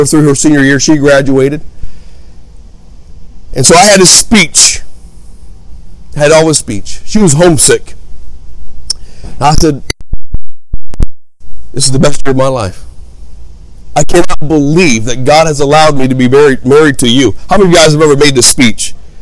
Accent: Hammond, Indiana, United States; also born or lived in Gary, Indiana; I was raised in Hammond, Indiana

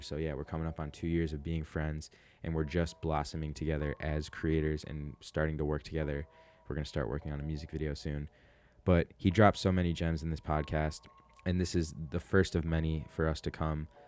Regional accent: Oak Park, Illinois, United States; my hometown of Oak Park, Illinois

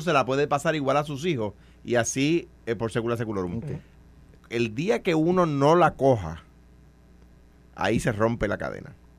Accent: Puerto Rico; a los puertorriqueños

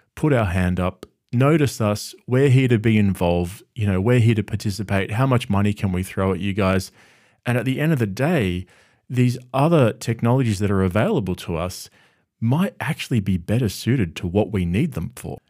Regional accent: Australia; having grown up in Australia my whole life

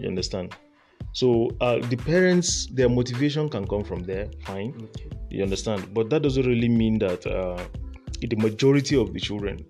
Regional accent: Borno, Nigeria; I'm actually from Borno State, so uh, I'm a northerner to the core.

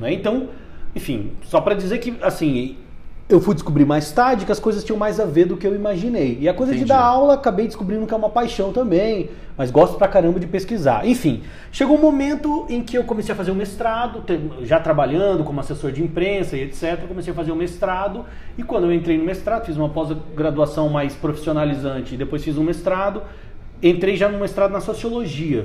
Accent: Umuarama, Paraná, Brazil; moved away as an adult; now in Brasília, Brazil; Eu sou do interior do Paraná, de uma cidade chamada Umuarama, e vim para cá fazer, justamente como você disse, jornalismo

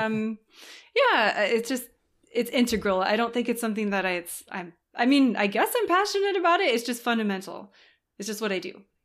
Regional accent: Southern California, United States; moved away as an adult; now in France; I was born in California

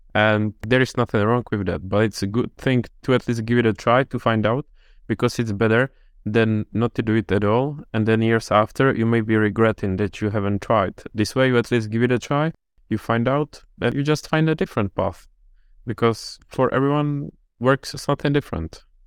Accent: Czechia; I'm from Czech Republic

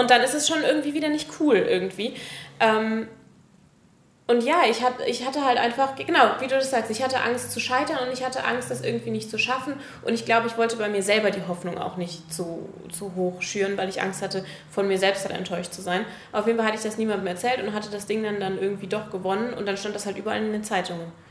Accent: Germany; da, wo ich aufgewachsen bin, ist das in der Nähe von der holländischen Grenze

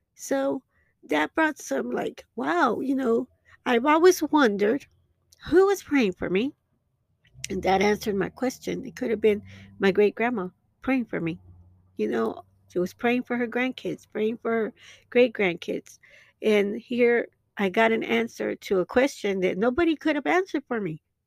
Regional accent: Dallas, Texas, United States; my hometown in, um, in Dallas, Texas

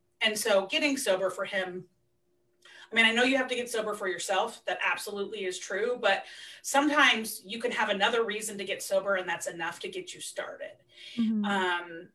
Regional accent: Centralia, Washington, United States; also born or lived in Seattle; we were living in Centralia, which is where I grew up. It's my hometown.

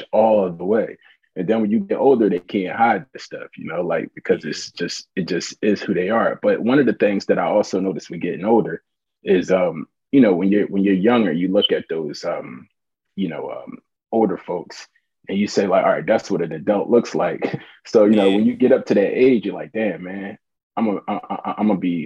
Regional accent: Philadelphia, Pennsylvania, United States; West Philadelphia, born and raised, pun intended. You know, it's I grew up in Winfield, 56 in Arlington, West Philly

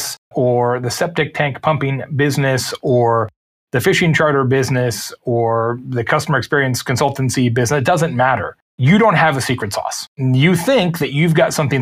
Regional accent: Lake Havasu City, Arizona, United States; my hometown when I grew up, Lake Havasu City, Arizona

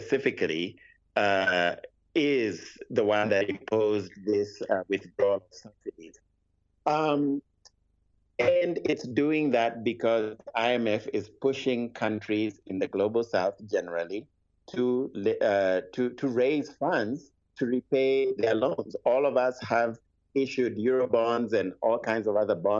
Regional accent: Kenya; I do not live in Nigeria. I'm Kenyan. I live in Kenya.

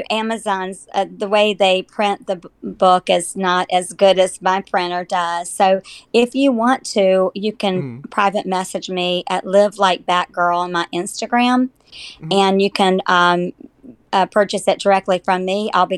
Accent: North Carolina, United States; we're all from North Carolina

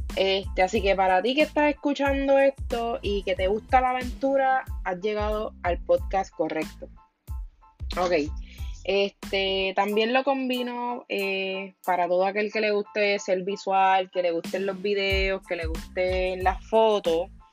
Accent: Puerto Rico; nací y resido en Puerto Rico

